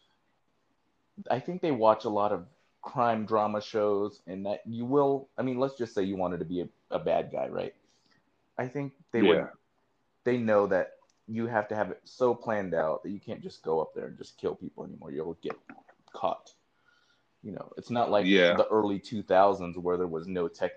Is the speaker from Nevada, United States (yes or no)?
yes; Reno, Nevada, United States; also born or lived in Philippines; now in Las Vegas, United States; I grew up in Reno, first of all. I grew up in Reno